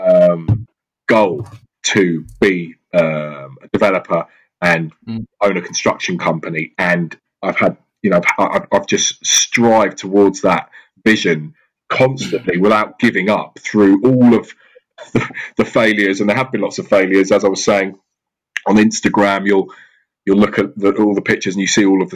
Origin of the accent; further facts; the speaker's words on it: Surrey / Southwest London, South East England, United Kingdom; growing up in Surrey in Southwest London, I was surrounded by incredible property